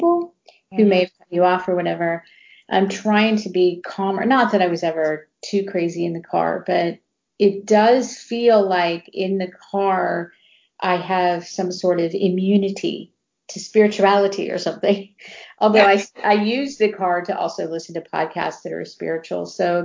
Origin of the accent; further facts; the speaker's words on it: Ohio, United States; now in Texas, United States; I grew up in Ohio